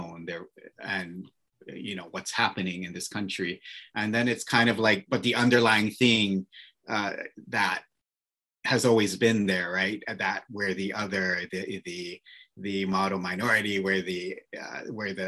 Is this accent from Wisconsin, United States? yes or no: no; Oahu, Hawaii, United States; moved away as an adult; also born or lived in New York; So I am born and raised on Oahu. And so I'm a local, kind of a local kid